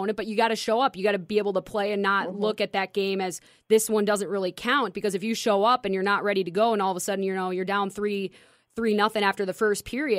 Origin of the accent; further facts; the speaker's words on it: Minnesota, United States; I'm from Minnesota